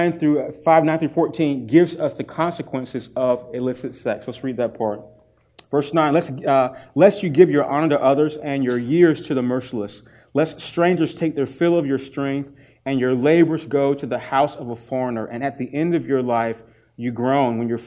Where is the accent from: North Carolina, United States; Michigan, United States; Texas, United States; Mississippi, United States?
North Carolina, United States; Durham; I grew up in Durham, North Carolina, Smoking Central, Leggett and Myers